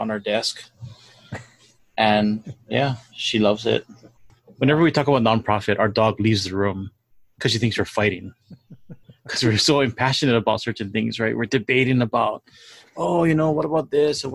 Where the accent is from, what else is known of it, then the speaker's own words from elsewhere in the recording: Hawaii, United States; we're from Hawaii